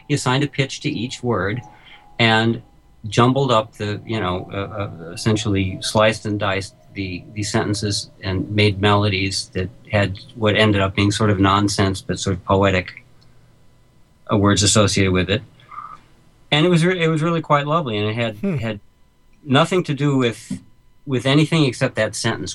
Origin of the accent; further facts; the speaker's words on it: New York City, New York, United States; I'm a New Yorker